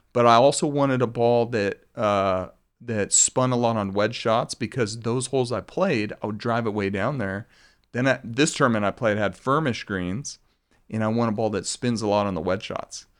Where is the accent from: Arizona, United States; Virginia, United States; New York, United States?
Arizona, United States; also born or lived in Colorado; growing up in Arizona